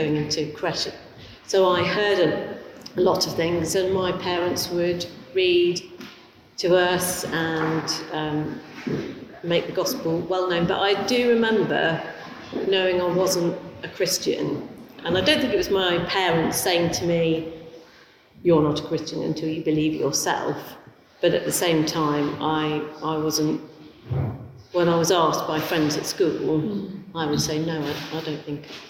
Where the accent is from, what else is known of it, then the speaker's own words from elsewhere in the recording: Leicester, East Midlands, United Kingdom; I was actually born in Leicester